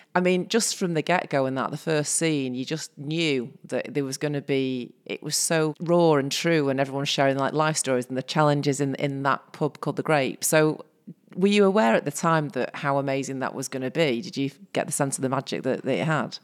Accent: Salford, North West England, United Kingdom; I grew up in Salford

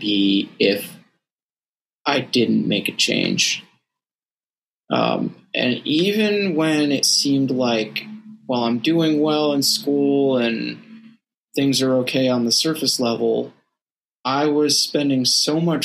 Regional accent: Northeast, United States; I grew up in the Northeast

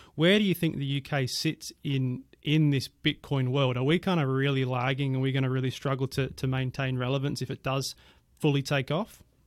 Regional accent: Perth, Western Australia, Australia; moved away; my hometown, I'm from Perth, Western Australia originally

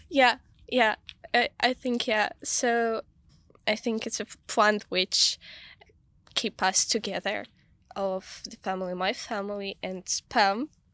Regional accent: Kyiv, Ukraine; now in London, United Kingdom; I grew up in Kiev

